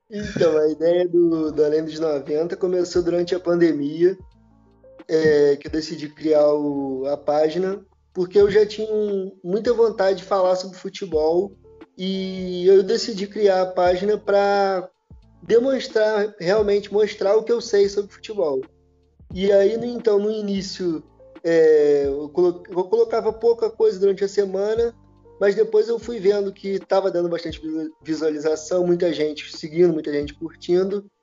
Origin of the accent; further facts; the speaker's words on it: Petrópolis, Rio de Janeiro, Brazil; Então, eu sou daqui de Petrópolis, Rio de Janeiro, torcedor do Clube de Regatas Vasco da Gama.